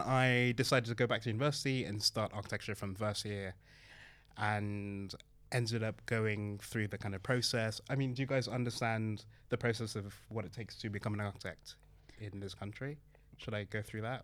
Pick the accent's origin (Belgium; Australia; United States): Belgium; also born or lived in Manchester / Hackney, London; now in London, United Kingdom; being the kind of son of Nigerian immigrants, growing up in Belgium